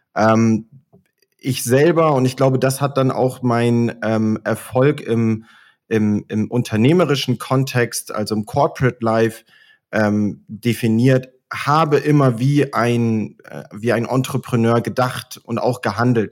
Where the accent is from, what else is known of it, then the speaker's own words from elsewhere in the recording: Oldenburg, Lower Saxony, Germany; now in Munich, Germany; ich bin gebürtiger Oldenburger, ähm, komme also aus dem hohen Norden und lebe heute in München.